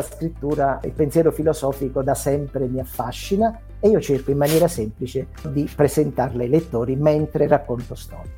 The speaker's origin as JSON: {"language": "Italian", "town": "Salerno", "region": "Campania", "country": "Italy", "moved": "yes", "lives_now": "Apulia, Italy", "said": "io sono meridionale, vivo in Puglia ma sono salernitano"}